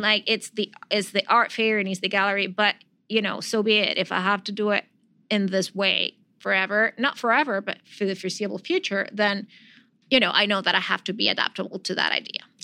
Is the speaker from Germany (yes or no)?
no; Venezuela; moved away as an adult; now in New York, United States